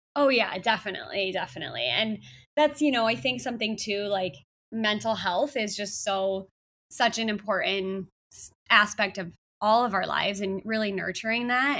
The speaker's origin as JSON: {"language": "English", "town": "Chicago", "region": "Illinois", "country": "United States", "tie": "born or raised there", "moved": "as an adult", "lives_now": "San Diego, United States", "said": "back to Chicago, um, you know, where I'm from, my hometown"}